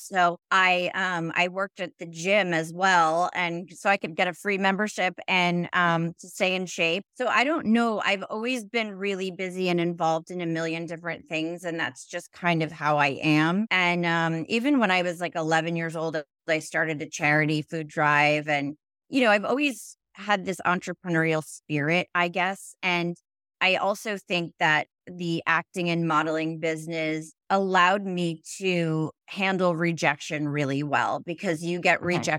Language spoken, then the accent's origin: English; Connecticut, United States; also born or lived in Manhattan, United States; Yeah, so I was born in Manhattan. We moved out to Connecticut. I was raised there.